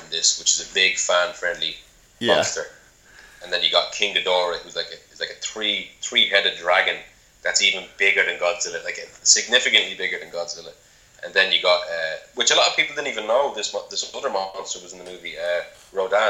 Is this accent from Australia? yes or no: no; Ireland; I'm Irish.